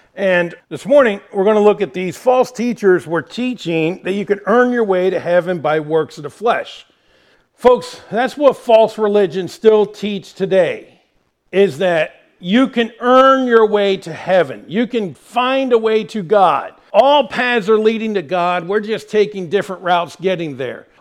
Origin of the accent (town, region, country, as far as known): United States